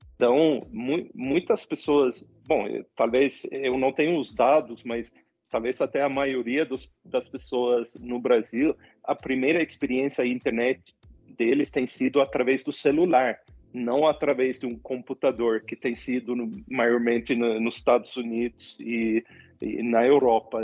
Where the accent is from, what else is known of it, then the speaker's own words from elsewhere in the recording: Sweden; Portuguese is a second language; moved away as an adult; also born or lived in Latin America; eu sou sueco